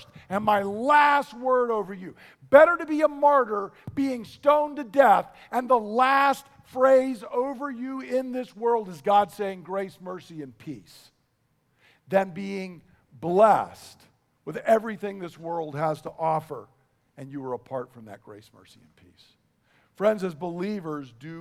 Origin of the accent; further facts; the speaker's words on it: United States; I'm an American